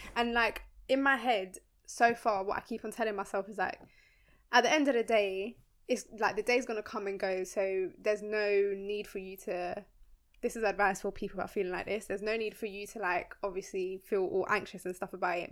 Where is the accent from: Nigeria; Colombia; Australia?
Colombia; moved away; we're from Colombia. Our parents are from Colombia